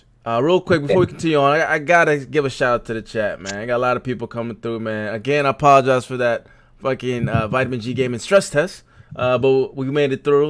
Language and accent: English; DMV, Washington metropolitan area, United States; majority of us are from the DMV here